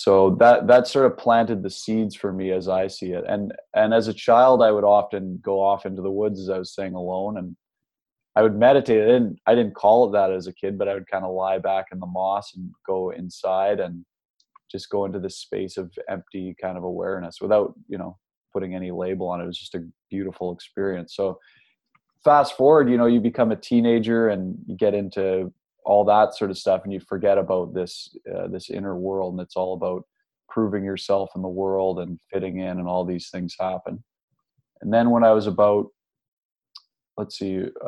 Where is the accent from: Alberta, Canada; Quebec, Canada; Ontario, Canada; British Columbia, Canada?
British Columbia, Canada; Nanaimo; I grew up in Nanaimo, BC on Vancouver Island